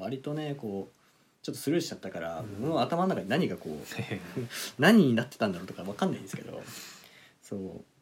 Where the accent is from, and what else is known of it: Hokkaido, Japan